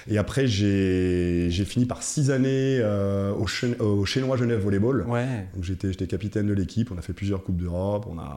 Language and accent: French; Cameroon; born there; je suis né en Afrique, en Afrique centrale. Je suis né, je suis au Cameroun.